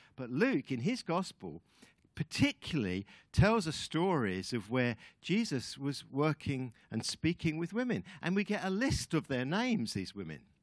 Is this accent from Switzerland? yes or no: no; United Kingdom; moved away as an adult; also born or lived in New Zealand; Linda and I are Brits. Um, we are ex New, ex Kiwis, I guess. We've kind of lived there for about fifteen years on and off, but really we're British